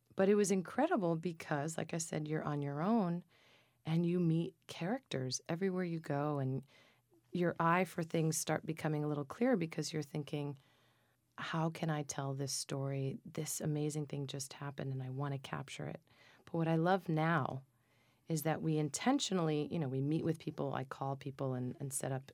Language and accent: English; Minturno, Lazio, Italy; my hometown in southern Italy in Minturno